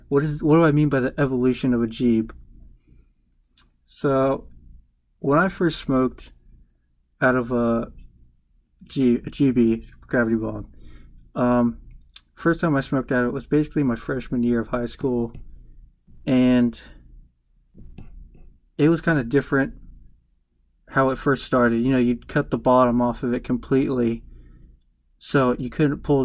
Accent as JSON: {"language": "English", "region": "the South", "country": "United States", "said": "I'm from the South"}